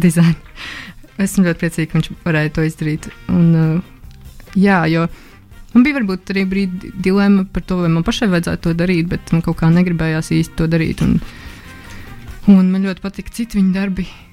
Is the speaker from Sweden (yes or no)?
no; Jūrmala, Latvia; also born or lived in Riga; sākumā es dzīvoju Rīgā, līdz kaut kādai otrai klasē. Mēs dzīvojam Rīgā. Un eh, pēc tam es pārvācos uz Jurmālu